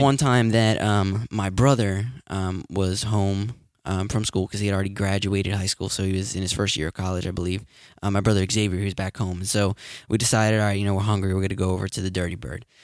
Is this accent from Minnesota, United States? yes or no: no; Bridgeton, New Jersey, United States; My hometown.